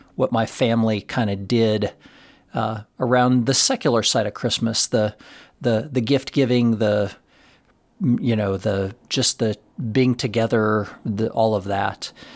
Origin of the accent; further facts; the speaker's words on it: Florence, Colorado, United States; our lives as a family, growing up in Florence, Colorado